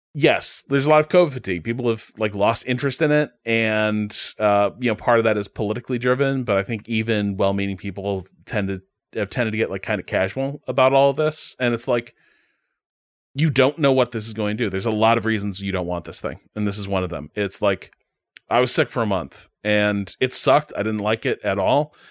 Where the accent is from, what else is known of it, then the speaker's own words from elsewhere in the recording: Chicago, Illinois, United States; I grew up in Chicagoland.